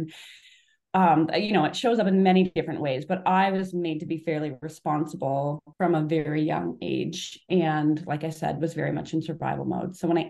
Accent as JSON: {"language": "English", "country": "Canada", "tie": "born or raised there", "said": "So I grew up, I'm from Canada"}